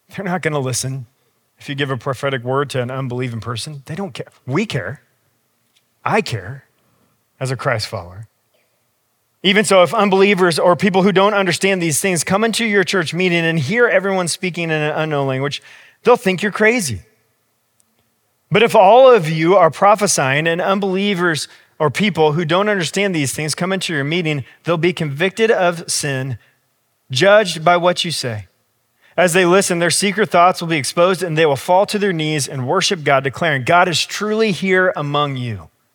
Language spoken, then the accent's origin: English; United States; I'm also American